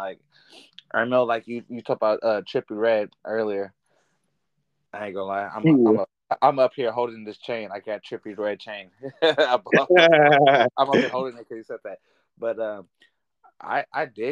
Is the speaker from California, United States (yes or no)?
yes; Oakland, California, United States; I'm from East Oakland, California